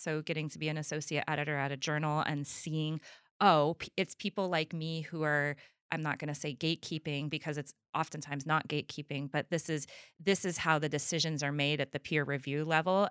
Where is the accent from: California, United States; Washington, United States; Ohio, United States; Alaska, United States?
California, United States; Trinity County; I'm from Trinity County